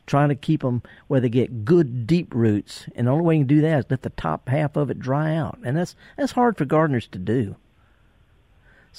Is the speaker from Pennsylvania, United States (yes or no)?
no; Mississippi Delta, United States; I'm from the Delta